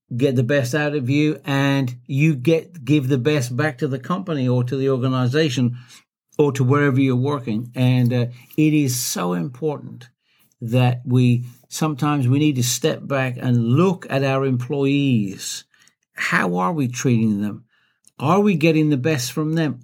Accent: Blackheath, West Midlands, United Kingdom; I was born in, uh, in a beautiful town called Blackheath.

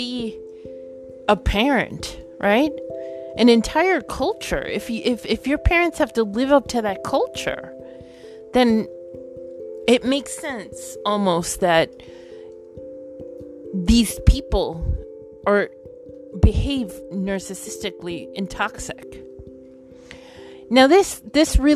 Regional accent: New York, United States; I come from a Caribbean Latin country. My parents do. I was born in New York.

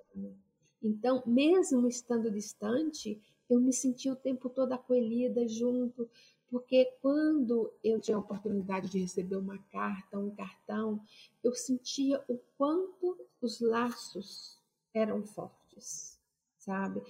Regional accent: Brazil; moved away; experiências vividas no meu Brasil, sabe, no meu país de origem

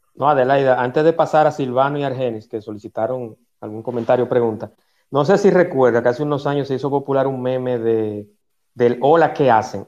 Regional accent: Dominican Republic; mi país, porque soy dominicano

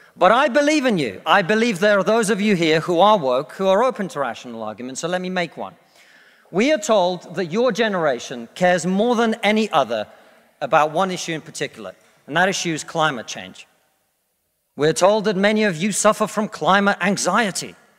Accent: Russia; now in United Kingdom; I come from Russia, which is not a poor country, it's a middle-income country

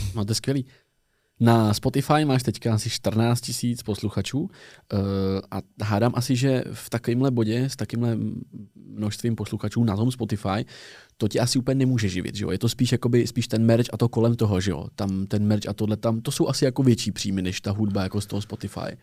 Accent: Tábor, South Bohemian Region, Czechia; moved away as an adult; now in Prague, Czechia; Já jsem z tábora z jihu Čech

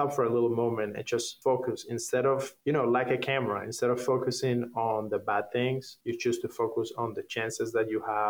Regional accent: Havana, Cuba; English is a second language; moved away as an adult; also born or lived in Canada; now in Hollywood, United States; I grew up in Havana

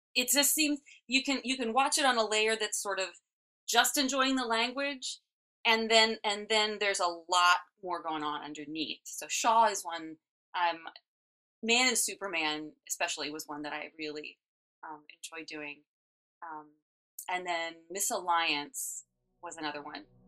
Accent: Elkins, West Virginia, United States; moved away as an adult; also born or lived in Philadelphia area; I grew up in West Virginia

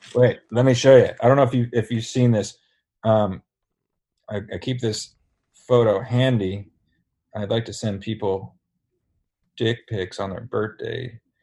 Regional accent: Sayreville, New Jersey, United States; my hometown

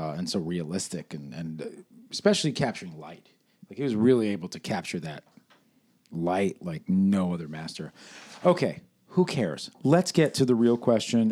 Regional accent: New York City, New York, United States; moved away as an adult; now in California, United States; I grew up in New York until I was twenty, twenty-one

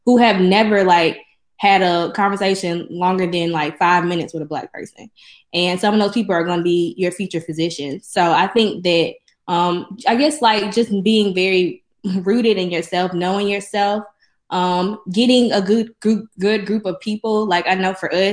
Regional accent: Jackson, Mississippi, United States; I'm from Jackson, so I'm from here

